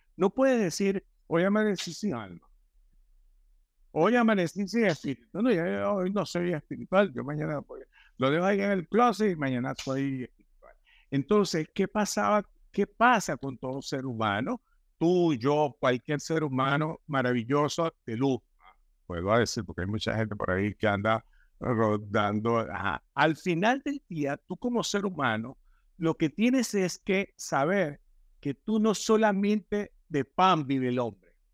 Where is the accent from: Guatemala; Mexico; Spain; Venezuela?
Venezuela; decimos en Venezuela